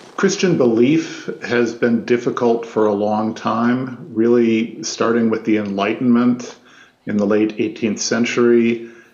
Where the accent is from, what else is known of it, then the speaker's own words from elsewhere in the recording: Midwest, United States; I grew up in the Midwest.